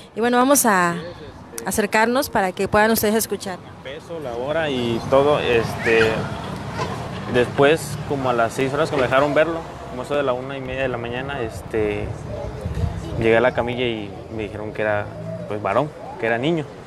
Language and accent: Spanish; Mexico; ser mexicano